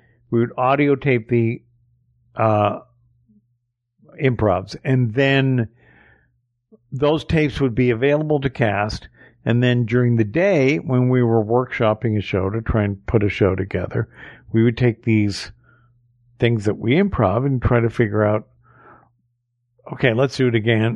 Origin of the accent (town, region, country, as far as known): Canada